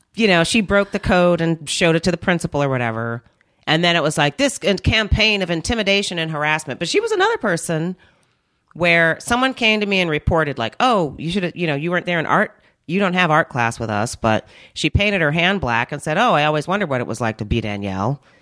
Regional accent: Minnesota, United States; also born or lived in North Carolina; I was born in Minnesota, and then we moved to North Carolina for three years 'cause that's where my family's originally from, and then we moved back

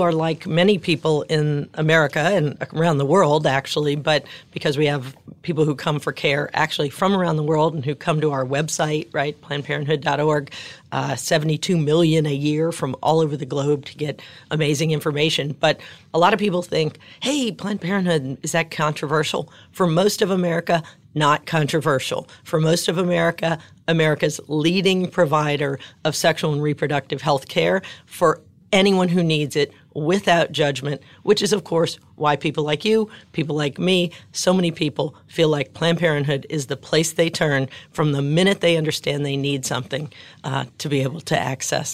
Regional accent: New Orleans, Louisiana, United States; growing up in New Orleans

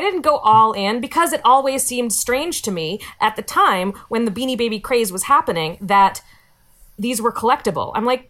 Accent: Virginia, United States; I grew up in Virginia. I'm descended from Pocahontas.

